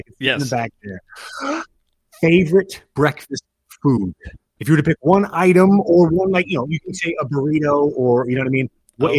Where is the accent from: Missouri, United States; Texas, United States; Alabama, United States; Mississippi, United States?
Texas, United States; I grew up in Texas. That is how I'm used to it.